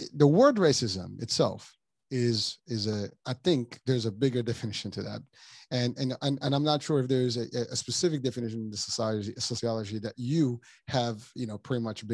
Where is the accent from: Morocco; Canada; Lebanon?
Morocco; now in New York, United States; I come from Morocco